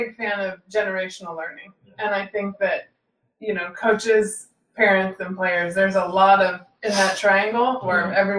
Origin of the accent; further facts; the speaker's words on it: Central Valley, California, United States; moved away; when I grew up in the Central Valley